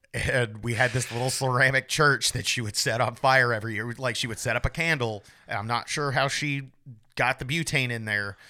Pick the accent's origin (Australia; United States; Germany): United States; Tennessee; moved away; I'm from Tennessee